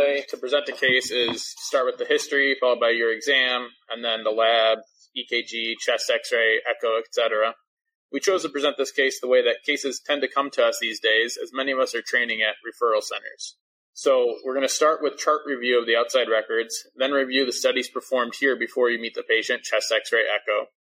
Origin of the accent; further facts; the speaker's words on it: Chicago, Illinois, United States; now in Rochester, United States; From Chicago as well